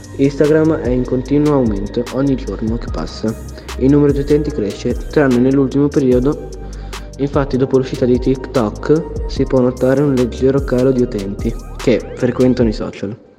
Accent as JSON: {"language": "Italian", "town": "Bologna", "region": "Emilia-Romagna", "country": "Italy", "said": "Sono di Bologna e sono uno speaker del gruppo di tecnici"}